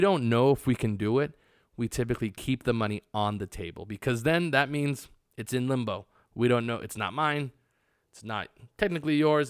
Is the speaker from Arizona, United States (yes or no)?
yes; Arizona, United States; now in Las Vegas, United States; I am from Arizona